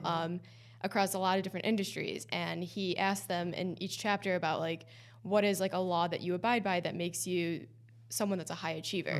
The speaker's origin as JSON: {"language": "English", "region": "East Coast", "country": "United States", "moved": "as an adult", "lives_now": "Boston, United States", "said": "I also knew I wanted to go back to the East Coast. I'm from the East Coast"}